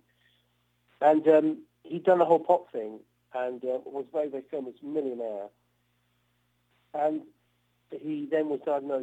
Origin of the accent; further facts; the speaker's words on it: Cambridge, East of England, United Kingdom; also born or lived in Oxford; I grew up in England in a town called Cambridge